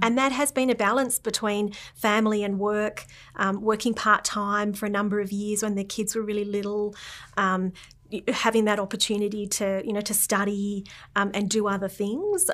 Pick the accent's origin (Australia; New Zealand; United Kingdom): Australia; Canberra, Australian Capital Territory; growing up in Canberra, um, in Tuggeranong